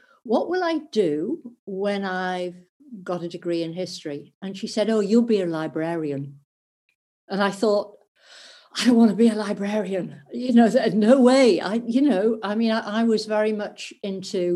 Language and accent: English; North East England, United Kingdom; I grew up in the northeast of England